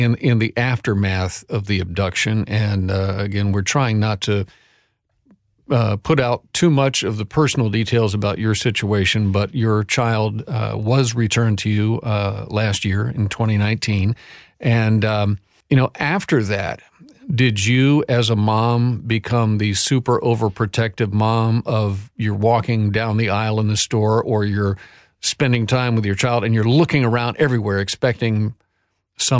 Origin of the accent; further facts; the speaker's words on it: Atlanta, Georgia, United States; I grew up in Atlanta, Georgia